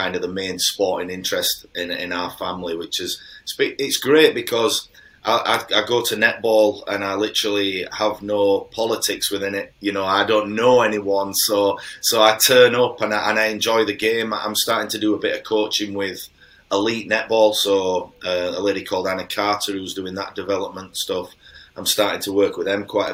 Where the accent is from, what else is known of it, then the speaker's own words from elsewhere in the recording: Halifax, Yorkshire and the Humber, United Kingdom; I'm from Halifax